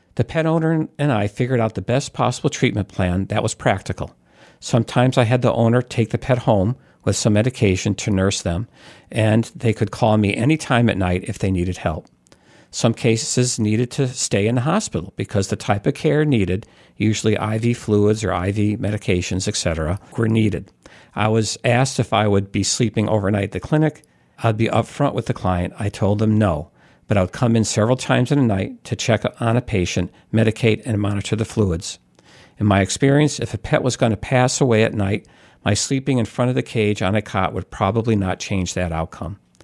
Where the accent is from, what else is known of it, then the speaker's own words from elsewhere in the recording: New York, United States; When I was growing up in New York, we always had outdoor cats